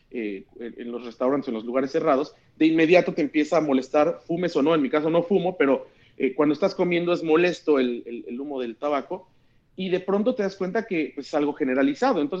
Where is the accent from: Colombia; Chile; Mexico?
Mexico; que, estos